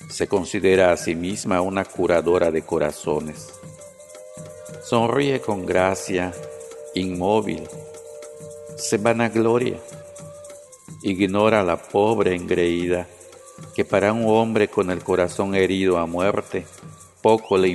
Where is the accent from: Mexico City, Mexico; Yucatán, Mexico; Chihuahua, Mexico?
Yucatán, Mexico; Peto; first language Yucatec Maya; Spanish is a second language; soy originario de Peto, municipio que está en el sur de Yucatán. Mi lengua materna es la maya, que también es conocida como mayatán.